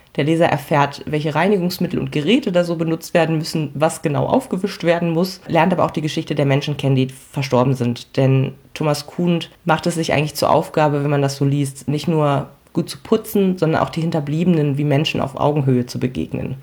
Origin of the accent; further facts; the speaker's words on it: Hamelin, Lower Saxony, Germany; als gebürtige Hamelnerin